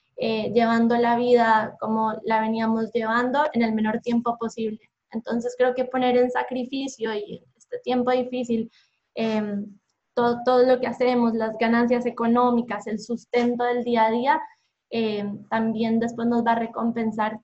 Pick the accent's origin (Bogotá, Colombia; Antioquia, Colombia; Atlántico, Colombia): Bogotá, Colombia; moved away as an adult; now in Buenos Aires, Argentina; soy colombiana de Bogotá. Creo que en el acento se nota.